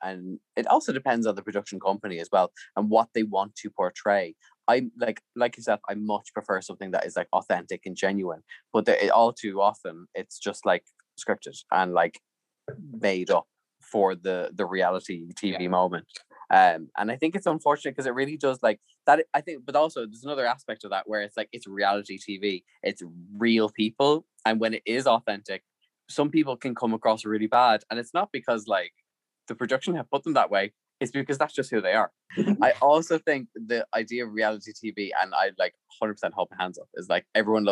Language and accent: English; Ireland; Irish people are just so polite.